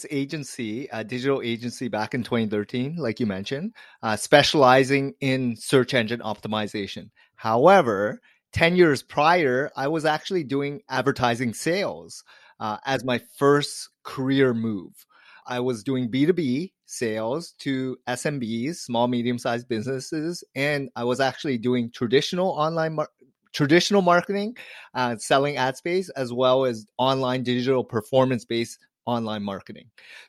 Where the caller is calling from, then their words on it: Toronto, Ontario, Canada; I'm joining you from Toronto, Canada.